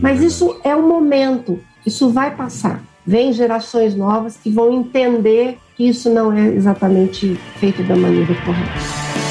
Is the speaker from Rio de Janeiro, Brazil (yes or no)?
no; Uberlândia, Minas Gerais, Brazil; eu sou mineira de Uberlândia